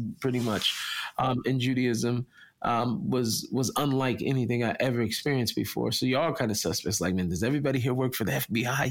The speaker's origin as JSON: {"language": "English", "town": "Seattle", "region": "Washington", "country": "United States", "tie": "born or raised there", "moved": "as an adult", "lives_now": "Israel", "said": "I come from Seattle. I was in the zip code 98118"}